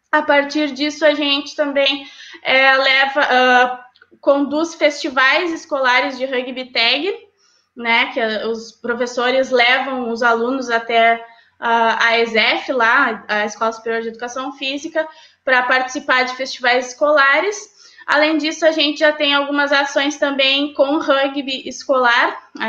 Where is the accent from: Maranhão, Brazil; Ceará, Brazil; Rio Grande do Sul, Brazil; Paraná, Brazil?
Rio Grande do Sul, Brazil; São Lourenço; É, eu até morava na minha cidade natal, que era São Lourenço, então eu ia e voltava para treinar.